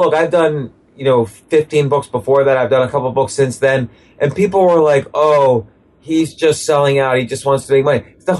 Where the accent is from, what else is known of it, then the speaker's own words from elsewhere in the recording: New York City, New York, United States; You know, I grew up in and around New York City.